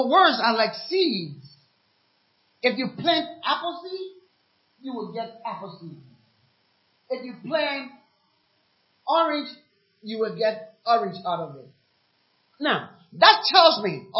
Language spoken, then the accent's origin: English; Liberia; also born or lived in Ghana; now in United States; I'm from Liberia anyway, a war-torn country